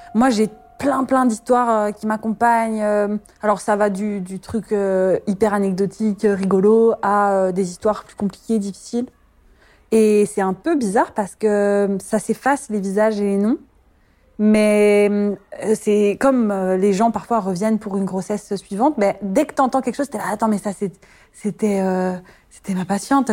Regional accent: France; moved away as an adult; also born or lived in Belgium; now in Brussels, Belgium; Je suis en Belgique depuis ouais, une douzaine d'années et euh, je suis originaire de France. Je suis venue pour mes études et je ne suis jamais repartie

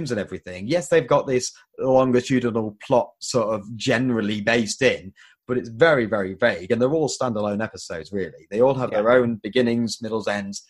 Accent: England, United Kingdom; we as English consider ourselves an old country

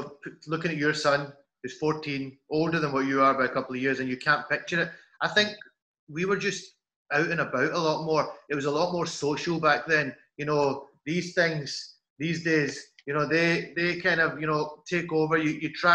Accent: Scotland, United Kingdom; being a Scottish Pakistani growing up

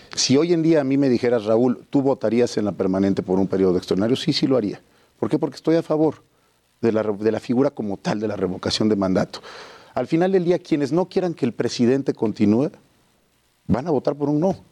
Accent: Oaxaca, Mexico

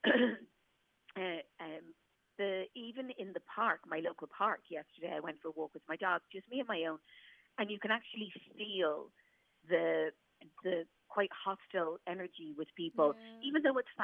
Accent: Ireland; as Irish people

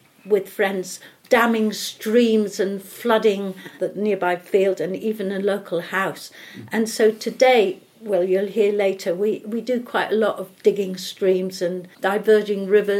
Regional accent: Newcastle, North East England, United Kingdom; also born or lived in London; We first lived, after I was born in London, we lived in Newcastle.

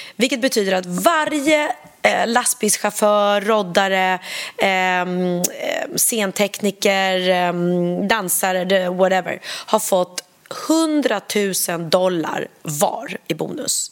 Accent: Sweden; jag är uppvuxen så på, på Langnö

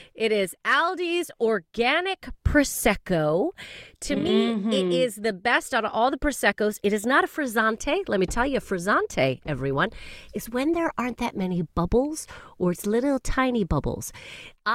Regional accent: Calgary, Alberta, Canada; moved away as an adult; now in United Kingdom; as a Calgarian

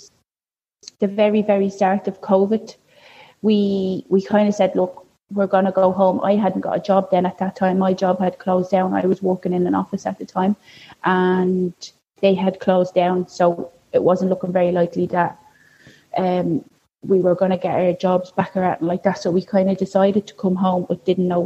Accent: Dublin, Leinster, Ireland; also born or lived in Australia; now in Walkinstown, Dublin, Ireland; I'm living over in Walkinstown. I'm originally from Finglas.

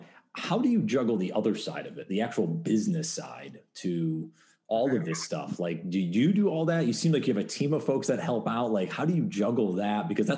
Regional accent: New York, United States; accent: neutral; I'm from New York. That's where I'm originally. Maybe it's the neutral accent I have that gave it away.

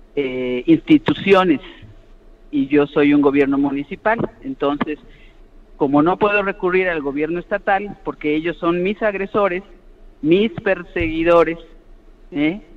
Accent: Yucatán, Mexico; yo soy una yucateca cariñosa

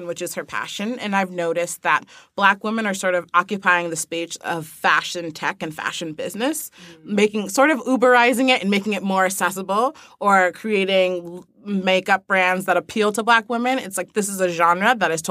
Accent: New York, United States; I live in middle of nowhere, New York

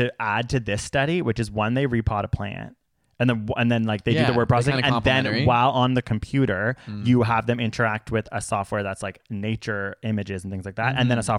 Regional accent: Canada; we're Canadian.

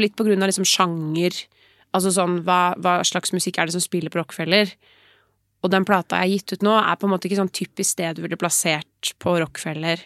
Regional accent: Oslo, Norway; Nå er jeg fra Oslo

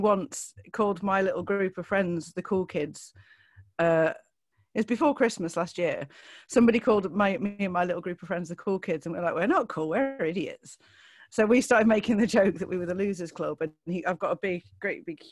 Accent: Lincolnshire, East Midlands, United Kingdom; I'm from Lincolnshire

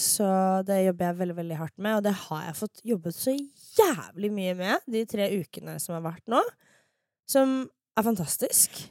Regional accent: Fredrikstad, Østfold, Norway; moved away; sånn har vi det i Fredrikstad

